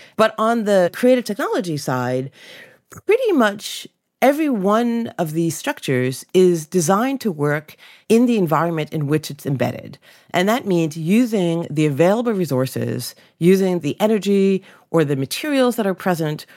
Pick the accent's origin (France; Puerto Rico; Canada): Canada; Ontario; growing up in Canada